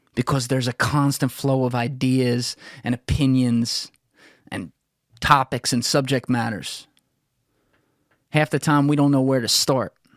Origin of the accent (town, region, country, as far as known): United States